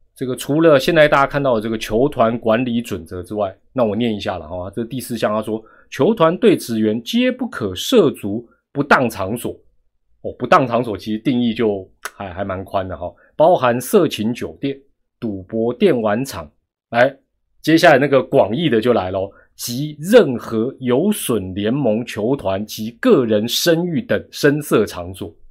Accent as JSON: {"language": "Chinese", "country": "Taiwan", "said": "我们台湾人"}